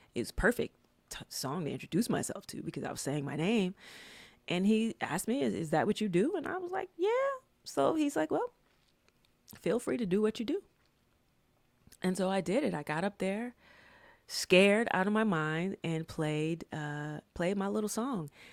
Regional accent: Atlanta, Georgia, United States; moved away as an adult; I was from Atlanta, and during that time, Atlanta just had some really great hip-hop music.

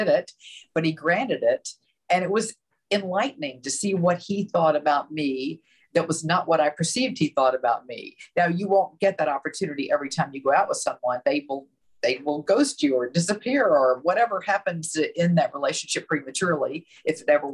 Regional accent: the South, United States; I grew up in the South

